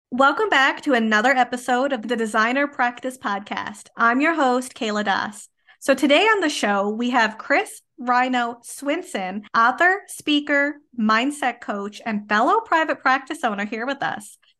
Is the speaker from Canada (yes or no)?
yes; Canada; I am a Canadian social worker